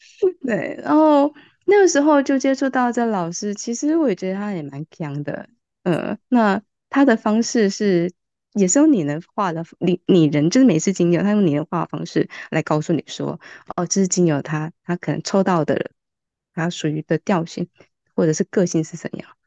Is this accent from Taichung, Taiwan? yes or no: no; Kaohsiung, Taiwan; moved away as an adult; now in Taipei, Taiwan; 虽然我也是高雄人